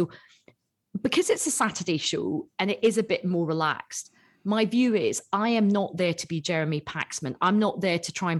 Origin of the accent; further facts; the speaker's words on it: Assam, India; Yeah. I'm actually from Assam.